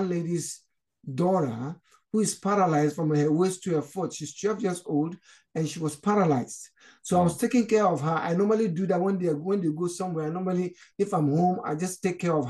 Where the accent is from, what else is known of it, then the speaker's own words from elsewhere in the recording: Ghana; moved away as an adult; also born or lived in Nigeria; now in Canada; I was actually born in Nigeria. I'm originally from Ghana. My parents came from Ghana, but originally I was born in Nigeria. So, and my parents moved back to Ghana. So when I grew up, I wanted to go back to where I was born in Nigeria